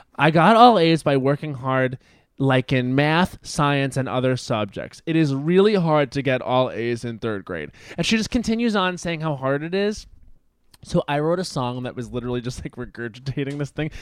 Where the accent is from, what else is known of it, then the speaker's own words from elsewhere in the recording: Long Island, New York, United States; moved away; I'm from Long Island